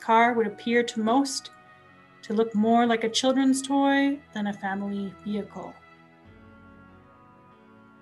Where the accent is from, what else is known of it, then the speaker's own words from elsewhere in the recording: Edson, Alberta, Canada; I grew up in Edson, Alberta, a small town in the foothills of the Rocky Mountains.